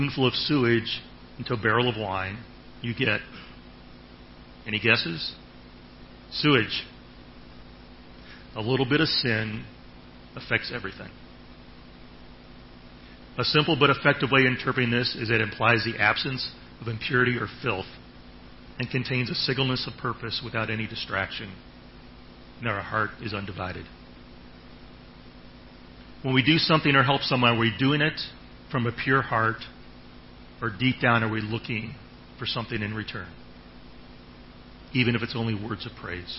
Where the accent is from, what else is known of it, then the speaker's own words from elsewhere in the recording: Ohio, United States; now in Thailand; I'm from Ohio